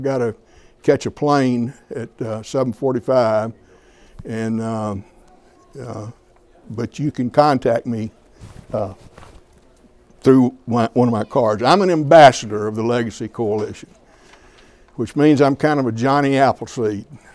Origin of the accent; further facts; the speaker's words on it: Alabama, United States; moved away as an adult; now in Minnesota, United States; I'm originally from Alabama, but I've lived here longer than I've ever lived in Alabama. I came up here in 1971